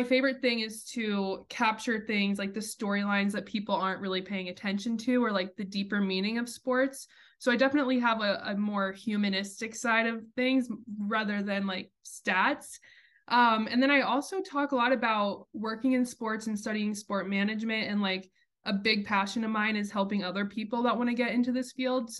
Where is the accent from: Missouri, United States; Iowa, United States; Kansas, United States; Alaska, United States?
Kansas, United States; Wichita; also born or lived in New York; where I grew up in Wichita, Kansas